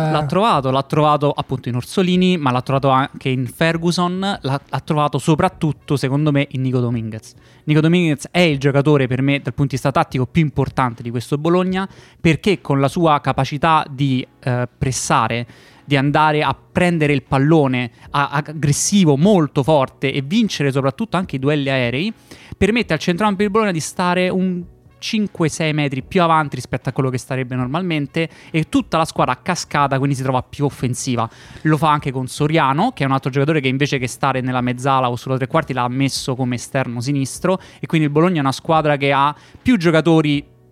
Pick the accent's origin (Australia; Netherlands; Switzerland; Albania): Netherlands; Italian is a second language; Essendo olandese non ho idea di come si